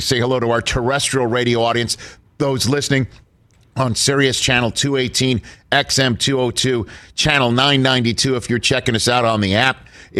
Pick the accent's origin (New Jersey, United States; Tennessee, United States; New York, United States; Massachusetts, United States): New York, United States; New York City; I'm from New York City.